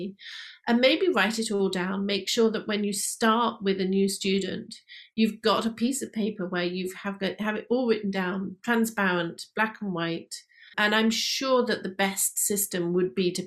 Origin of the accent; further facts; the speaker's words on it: United Kingdom; we are British